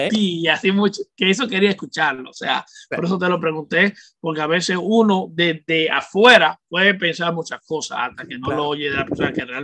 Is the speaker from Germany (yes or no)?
no; Santo Domingo, Distrito Nacional, Dominican Republic; moved away as an adult; me crié 18, 17 años en República Dominicana y me crié allá, o sea, conocí lo que era la pobreza, porque vengo de un barrio pobre